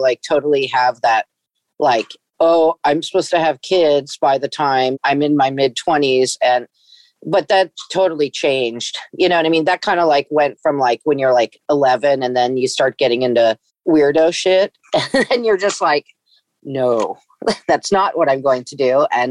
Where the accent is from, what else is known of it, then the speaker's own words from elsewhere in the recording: Corte Madera, California, United States; moved away as an adult; also born or lived in San Francisco, California; now in Portland, United States; I grew up in Marin County in Corte Madera, and like I moved to San Francisco when I was 17